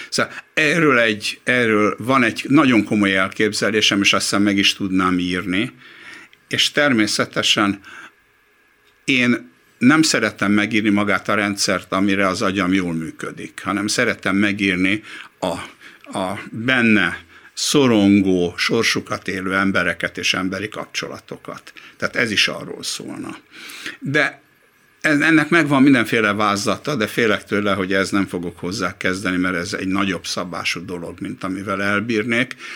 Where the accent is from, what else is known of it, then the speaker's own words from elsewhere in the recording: Hungary; én még akkor is úgy éreztem, hogy jó, zsidó vagyok, meg magyar is vagyok, meg ember vagyok.